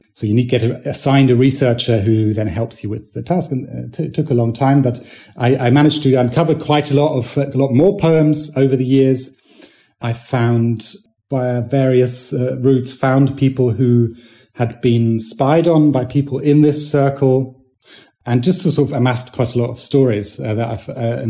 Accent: West Germany, Germany; even though I'm German, I was born in West Germany

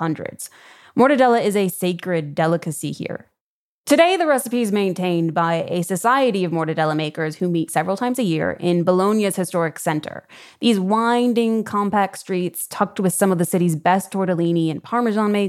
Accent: Chicago, Illinois, United States; I'm from the Midwest.

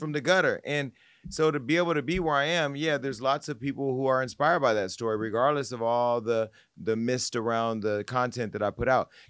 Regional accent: Stockton, California, United States; I'm from Stockton, California

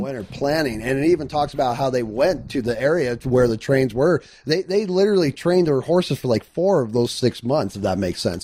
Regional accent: Phoenix, Arizona, United States; I was born and raised in Phoenix, Arizona

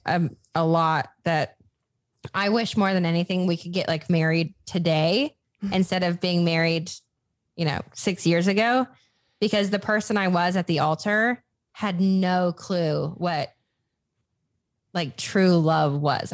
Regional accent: Des Moines, Iowa, United States; moved away as an adult; also born or lived in Los Angeles / Nashville; I moved back to my hometown, which is Des Moines, Iowa

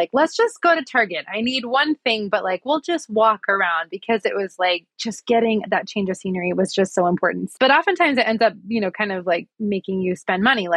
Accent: Midwest, United States; moved away as an adult; also born or lived in Pocatello, Idaho; now in Boise, United States; I grew up in the Midwest, and we moved to Pocatello actually in 2019 for a job for my husband.

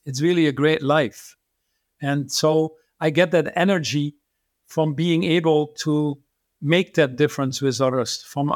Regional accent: Netherlands; I was born in the Netherlands

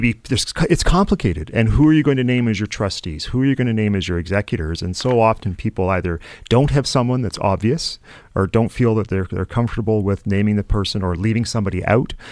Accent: Canada; a Canadian investor

